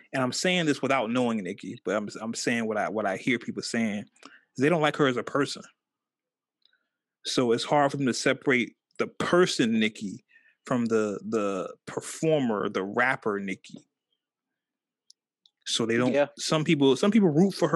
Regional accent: California, United States; I'm from California

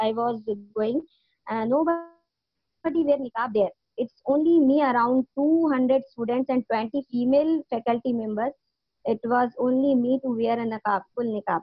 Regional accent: Jamshedpur, Jharkhand, India; now in Chennai, India; Living in Chennai, India. Basically, born and brought up in Jamshedpur, Jharkhand, north side of India.

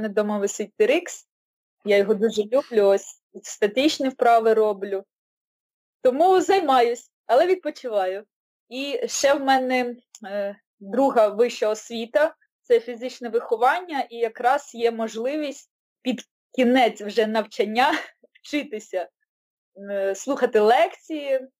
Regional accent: Odesa, Odesa Oblast, Ukraine; moved away as an adult; now in Kyiv, Ukraine; з вами з України, Київ, але родом я з Одеси. 28 років жила в Одесі і вже другий рік от в Києві мешкаю

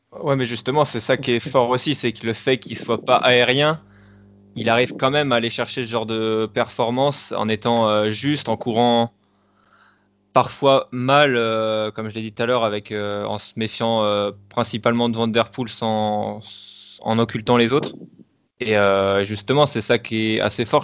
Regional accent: France; en tant que Français

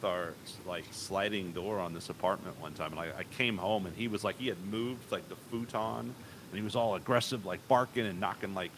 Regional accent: San Antonio, Texas, United States; also born or lived in College Station / Los Angeles; now in Austin, United States; I was born in San Antonio. And then I lived in College Station, and then I moved around a little back to San Antonio

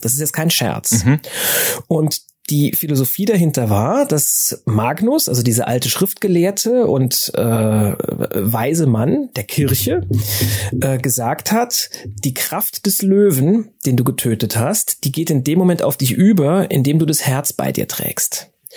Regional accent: Saarland, Germany; ich bin ja im Saarland groß geworden

